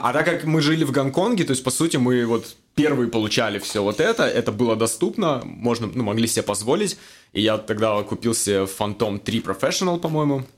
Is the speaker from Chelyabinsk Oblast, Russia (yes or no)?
yes; Magnitogorsk, Chelyabinsk Oblast, Russia; moved away as an adult; also born or lived in Moscow, Russia / Hong Kong; now in Vancouver, Canada; Я родом из России, из маленького города Магнитогорск, Челябинская область.